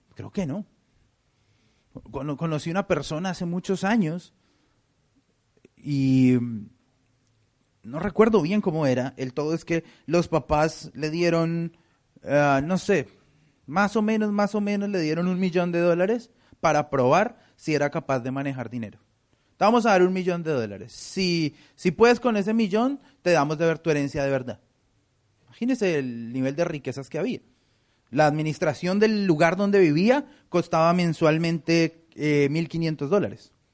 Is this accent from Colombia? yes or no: yes; Colombia; now in United States; En mi país, en Colombia